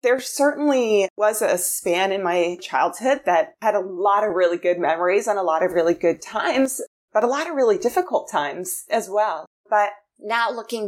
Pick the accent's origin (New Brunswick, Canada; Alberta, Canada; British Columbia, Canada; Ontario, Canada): New Brunswick, Canada; I grew up in New Brunswick, so East Coast Canada.